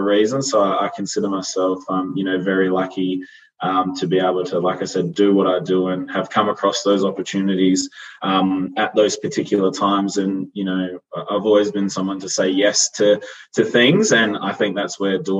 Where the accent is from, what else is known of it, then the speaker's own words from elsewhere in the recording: Yorke Peninsula, South Australia, Australia; moved away as an adult; also born or lived in Adelaide; now in Melbourne, Australia; a country kid from a town of 5,000 people